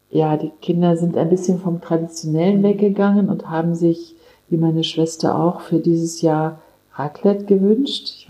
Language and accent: German; Kassel, Hesse, Germany; Ich habe entdeckt, wie schön meine Heimat ist, Nordhessen. Ich bin ja in Kassel geboren